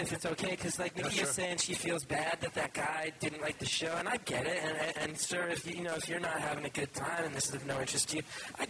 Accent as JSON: {"language": "English", "region": "New Jersey", "country": "United States", "tie": "born or raised there", "said": "I grew up in North Jersey"}